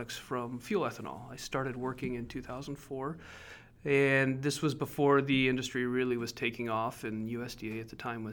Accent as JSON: {"language": "English", "region": "Northwest Iowa", "country": "United States", "tie": "born or raised there", "said": "I grew up in Iowa on a corn soybean farm"}